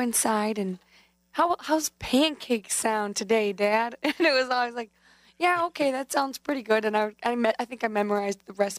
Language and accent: English; Chippewa Falls, Wisconsin, United States; now in Madison, United States; I'm from Chippewa Falls, but right now I'm living down here down in Madison.